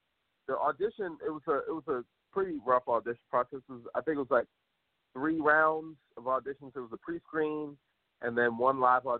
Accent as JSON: {"language": "English", "town": "Philadelphia", "region": "Pennsylvania", "country": "United States", "tie": "born or raised there", "also_born_or_lived": "Upper Darby / New York", "moved": "as an adult", "said": "I'm from Philly."}